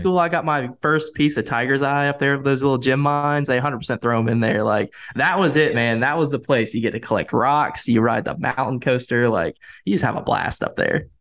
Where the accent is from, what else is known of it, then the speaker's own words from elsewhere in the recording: Winston-Salem, North Carolina, United States; growing up in Winston-Salem